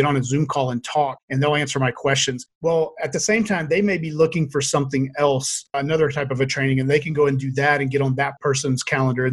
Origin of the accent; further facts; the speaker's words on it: Louisiana, United States; moved away as an adult; now in Boise, United States; I grew up in Louisiana, but I moved out here to Boise and I've been here ever since